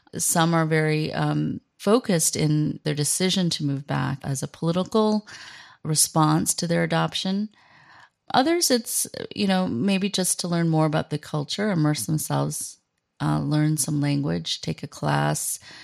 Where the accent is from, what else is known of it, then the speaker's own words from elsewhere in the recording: United States; moved away as an adult; now in South Korea; I am coming at this as an American, raised in, raised in America